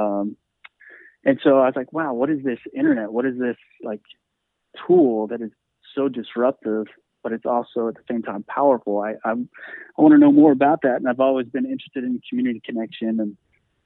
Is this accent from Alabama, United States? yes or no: no; Arlington, Texas, United States; I grew up Christian conservative in Arlington, Texas